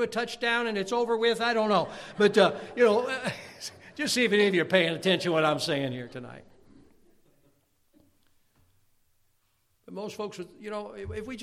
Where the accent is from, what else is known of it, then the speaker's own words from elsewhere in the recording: Chicago, Illinois, United States; growing up in Chicago